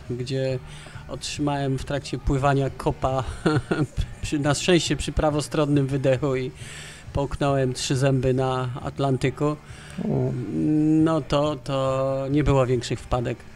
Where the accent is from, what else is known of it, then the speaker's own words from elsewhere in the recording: Kraków, Lesser Poland, Poland; ja jestem, e, Lajkonik, Radow-, Rodowity Lajkonik